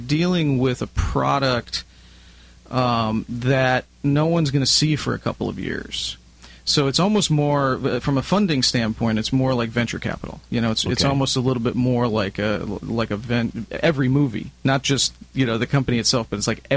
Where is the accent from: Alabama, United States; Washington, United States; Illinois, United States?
Illinois, United States; Chicago; moved away as an adult; now in Southern California, United States; I'm originally from Chicago, so back in Chicago, right out of high school